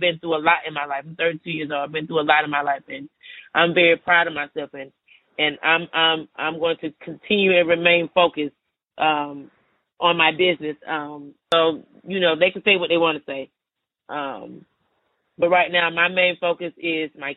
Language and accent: English; Atlanta, Georgia, United States; I'm from Atlanta, Georgia, born and raised.